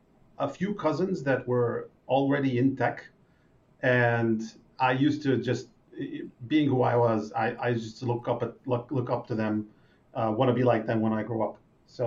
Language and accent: English; Israel; English is a second language; But for an average person from Israel, I'm pretty mild.